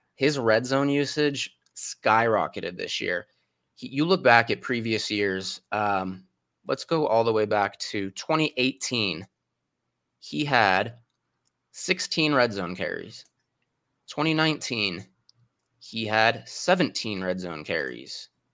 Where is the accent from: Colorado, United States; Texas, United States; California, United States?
Colorado, United States; Denver; my hometown team, the Broncos